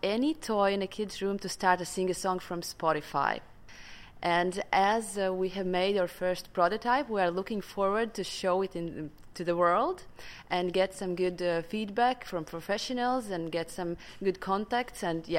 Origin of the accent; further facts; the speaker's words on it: Latvia; I'm from Latvia